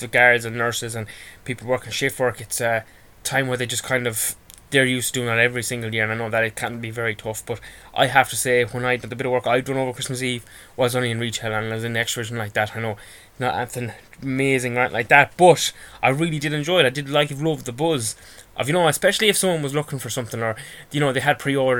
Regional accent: Ireland; I'm Irish and a bit of a homebird

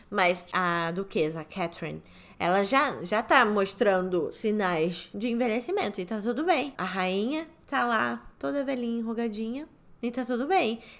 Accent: Rio de Janeiro, Brazil; moved away; Eu amo o Rio de Janeiro, nasci no Rio, eu sou nascida e criada no Rio de Janeiro

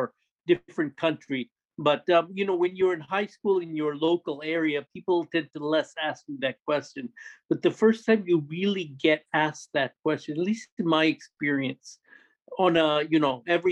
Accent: New York area / Long Island, United States; moved away as an adult; also born or lived in Thailand / Queens, New York / Washington, D.C.; I grew up in the New York area, but my parents are from India originally.

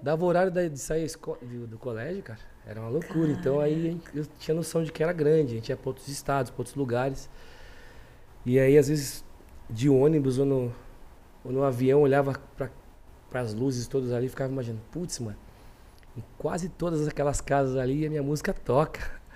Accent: São Paulo, Brazil; Do Jardim Selma, nasci no Selma, Zona Sul de São Paulo.

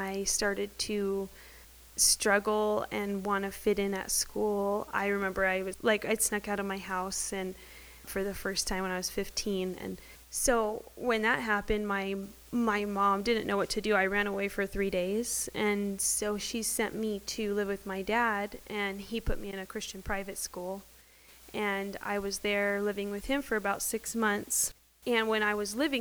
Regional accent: Lake Havasu City, Arizona, United States; now in Prescott, United States; I grew up in Lake Havasu in a good home

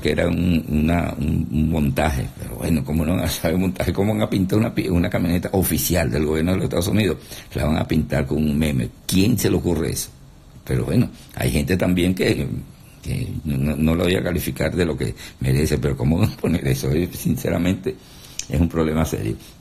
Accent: Venezuela; nosotros los venezolanos somos echadores de broma

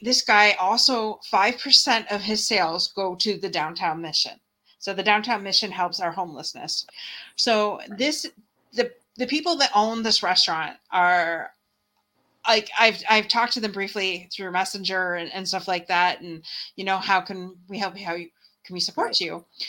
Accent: Windsor, Ontario, Canada; where I live in Windsor, Ontario

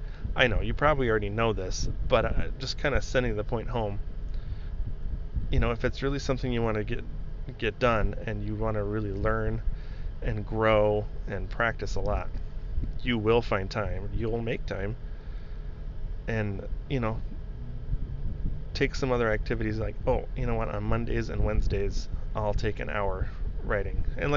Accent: Italy; I'd only ever been, like I said, I grew up in Europe, in Italy.

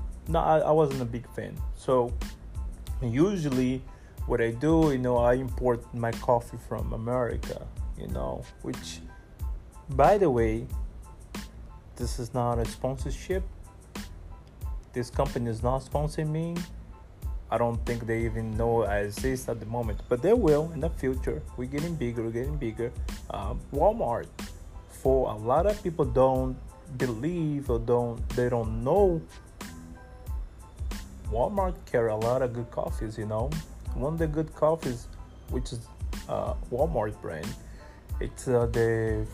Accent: Brazil; now in Ghana; originally I'm from Brazil.

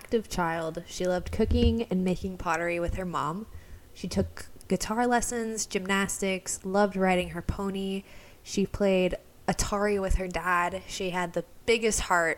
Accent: right outside Milwaukee, Wisconsin, United States; I grew up right outside Milwaukee

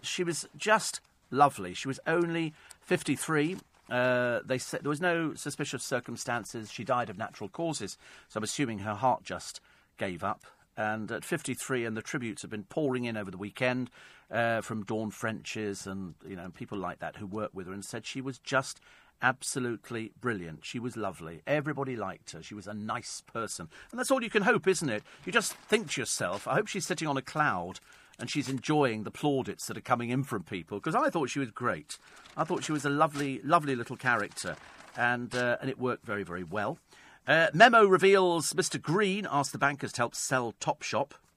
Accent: Berkshire, South East England, United Kingdom; moved away; lived in Berkshire some years ago, there was a store in my hometown, uh, called Benion's

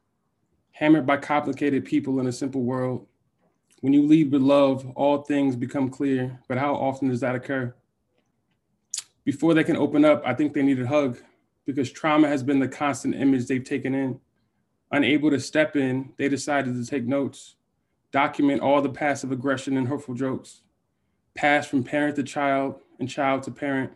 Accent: United States; I'm from New York, New Jersey

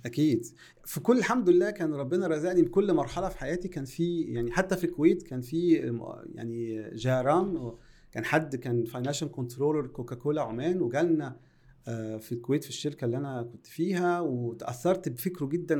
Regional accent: Egypt; عندنا في مصر

